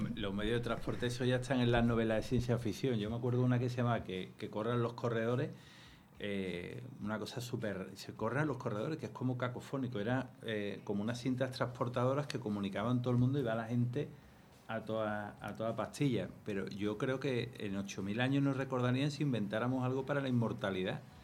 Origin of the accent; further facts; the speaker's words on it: Andalusia, Spain; Soy andaluz